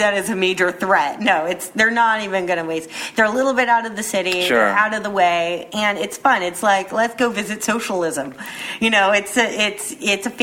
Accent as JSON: {"language": "English", "country": "United States", "said": "I'm American"}